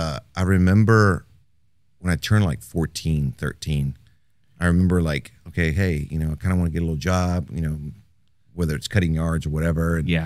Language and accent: English; Houston, Texas, United States; Well, we're originally from Houston. Family of five. I have a younger brother and a younger sister. I'm the oldest of the three.